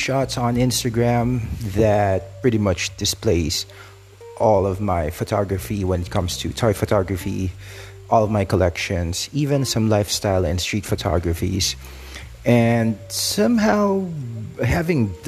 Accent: Philippines; I'm from the Philippines

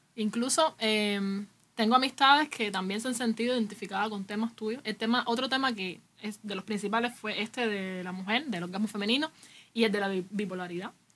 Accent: Cuba; aquí en Cuba pasa, no sé, yo soy cubano

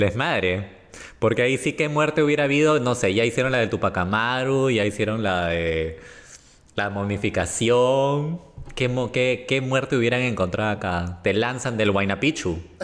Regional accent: Peru; somos peruanos

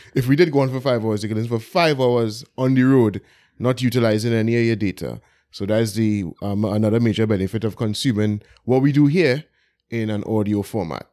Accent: Port of Spain, Trinidad & Tobago; I grew up in Belmont

